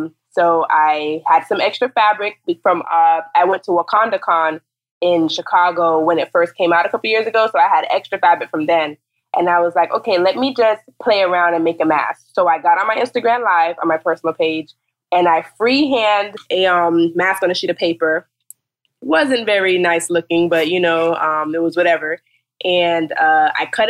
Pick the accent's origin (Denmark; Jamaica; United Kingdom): Jamaica; now in Fort Lauderdale, United States; I am from Jamaica and I live in Fort Lauderdale